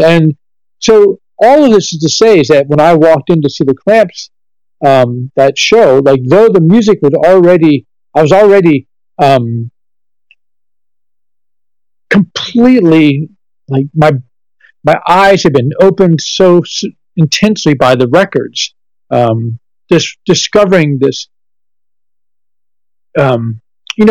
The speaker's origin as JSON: {"language": "English", "town": "Washington", "region": "District of Columbia", "country": "United States", "tie": "born or raised there", "said": "Growing up in Washington, D.C., my parents weren't musicians."}